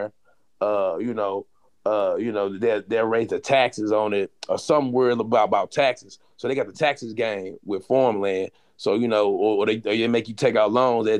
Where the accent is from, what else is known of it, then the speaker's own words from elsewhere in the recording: St. Louis, Missouri, United States; I grew up in St. Louis